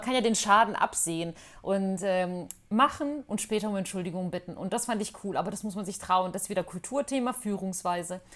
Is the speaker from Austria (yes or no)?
no; Bosnia & Herzegovina; now in Germany; in Bosnien, in meiner Heimat